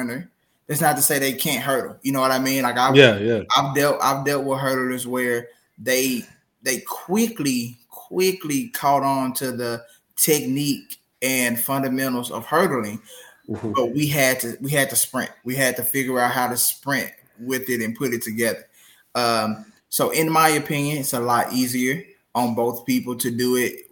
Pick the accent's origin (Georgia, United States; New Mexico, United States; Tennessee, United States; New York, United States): Tennessee, United States; Memphis; moved away as an adult; also born or lived in Jonesboro, Arkansas; now in Humble, Texas, United States; born and raised in Memphis, Tennessee